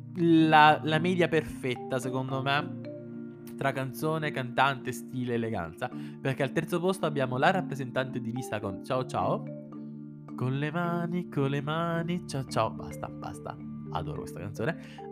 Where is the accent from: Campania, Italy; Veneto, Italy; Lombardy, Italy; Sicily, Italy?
Sicily, Italy; sono siciliano